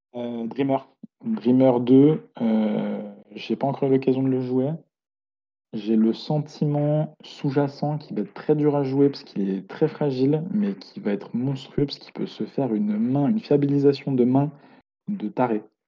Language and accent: French; Lyon, Auvergne-Rhône-Alpes, France; moi je suis de Lyon